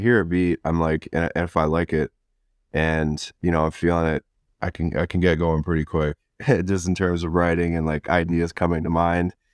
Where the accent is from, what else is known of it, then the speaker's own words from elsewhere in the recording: Chatham, Ontario, Canada; moved away as an adult; now in Vancouver, Canada; I was born and raised in the small town of, of Chatham